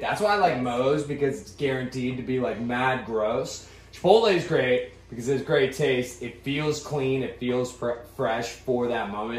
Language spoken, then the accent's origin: English; Ashburn, Virginia, United States; also born or lived in Scottsdale, Arizona / Pittsburgh, Pennsylvania; I spent the majority of my life in Virginia, so that's where I identify being from